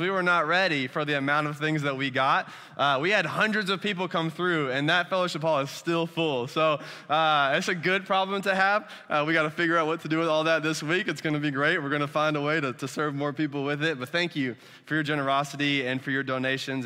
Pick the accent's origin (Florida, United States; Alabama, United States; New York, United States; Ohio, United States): Alabama, United States; moved away; also born or lived in Dominican Republic; I'm from Alabama.